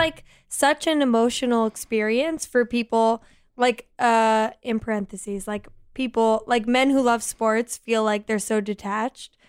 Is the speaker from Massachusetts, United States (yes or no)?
no; Philadelphia, Pennsylvania, United States; I'm from Philly